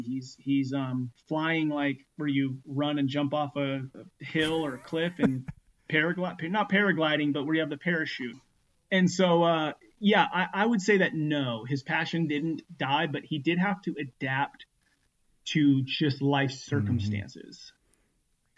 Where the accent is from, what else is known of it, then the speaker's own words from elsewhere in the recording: Northern California, United States; also born or lived in Los Angeles, California; born in Los Angeles, um, and then at the age of five, moved to a small one street light uh, town in Northern California